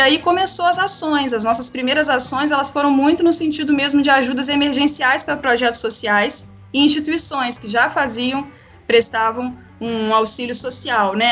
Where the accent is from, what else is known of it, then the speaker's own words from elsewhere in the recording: Três Rios, Rio de Janeiro, Brazil; eu sou nascida e criada em Três Rios